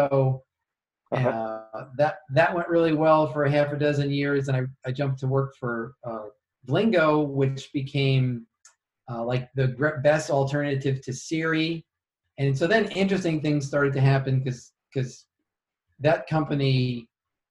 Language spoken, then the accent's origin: English; Yonkers, New York, United States; also born or lived in Chicago, United States; now in Kansas City, United States; I grew up in Yonkers, just outside New York